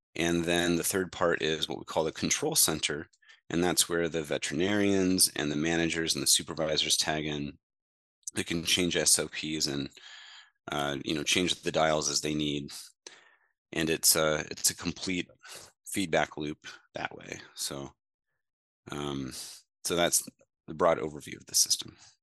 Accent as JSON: {"language": "English", "town": "Mediapolis", "region": "Iowa", "country": "United States", "tie": "born or raised there", "said": "my hometown and surrounding areas in Mediapolis, Iowa"}